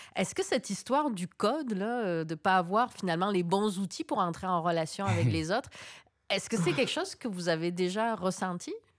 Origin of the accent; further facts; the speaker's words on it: Provence-Alpes-Côte d'Azur, France; first language French; moved away as an adult; now in Quebec City, Canada; Je suis né en Provence, en France, et je vis à Québec, une ville que je vois se métisser depuis 30 ans